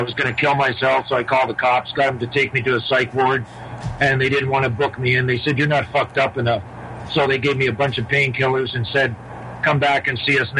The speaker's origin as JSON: {"language": "English", "town": "Toronto", "region": "Ontario", "country": "Canada", "said": "from Toronto."}